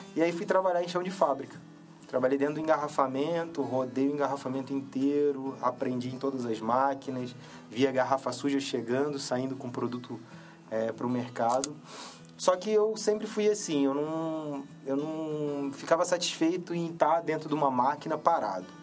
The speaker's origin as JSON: {"language": "Portuguese", "town": "Petrópolis", "region": "Rio de Janeiro", "country": "Brazil", "tie": "born or raised there", "said": "eu sou de, original de Petrópolis, no Rio de Janeiro"}